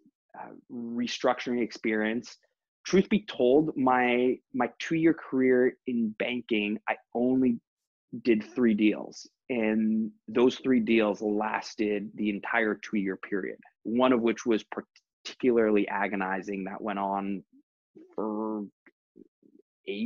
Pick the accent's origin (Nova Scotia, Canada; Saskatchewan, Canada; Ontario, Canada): Ontario, Canada; Toronto; moved away as an adult; also born or lived in London; I grew up in Toronto and then graduated from Ivy in 2008